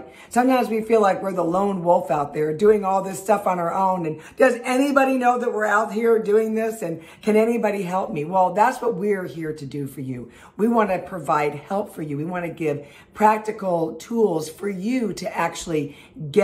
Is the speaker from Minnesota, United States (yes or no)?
no; Los Angeles, California, United States; I am born and raised in Los Angeles